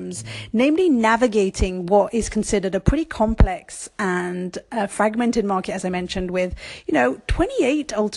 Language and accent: English; Brussels, Brussels-Capital Region, Belgium; moved away as an adult; also born or lived in France; now in London, United Kingdom; I was born in France. I grew up in Brussels, which is another fantastic and fascinated, decentralized and fragmented country in itself. And I'm British by passport